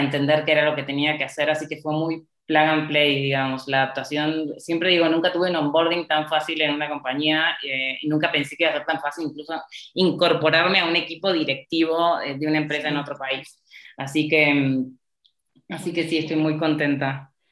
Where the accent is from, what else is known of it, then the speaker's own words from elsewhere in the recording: Argentina; moved away as an adult; also born or lived in United States; now in Mexico; mi país de origen